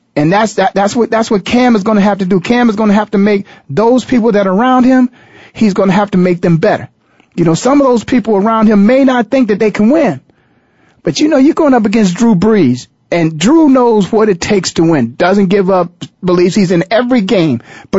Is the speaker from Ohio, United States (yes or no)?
yes; Canton, Ohio, United States; now in Phoenix, United States; my hometown of Canton, Ohio